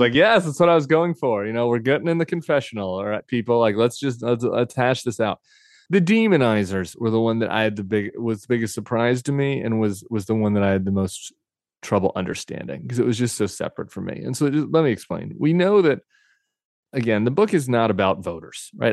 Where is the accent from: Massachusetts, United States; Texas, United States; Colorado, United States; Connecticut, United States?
Colorado, United States; I came from Colorado, I lived in the suburbs